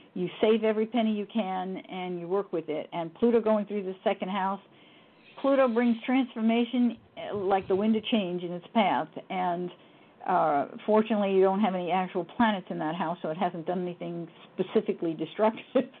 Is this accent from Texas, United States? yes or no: no; New York City, New York, United States; born or raised there; also born or lived in Yonkers, New York